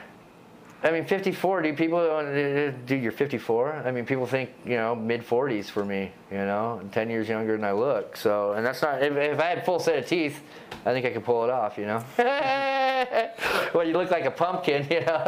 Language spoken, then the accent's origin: English; Bellevue, Washington, United States; also born or lived in England; I grew up in Bellevue